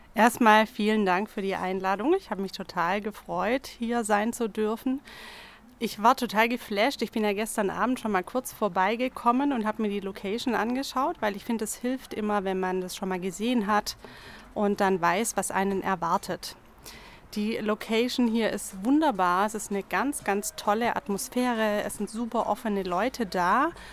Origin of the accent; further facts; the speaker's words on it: Tuttlingen, Baden-Württemberg, Germany; accent: Alemannic; now in Ulm, Germany; Ich bin zwar schon sehr lange hier, aber ursprünglich komme ich aus Tuttlingen, aus der Nähe vom Bodensee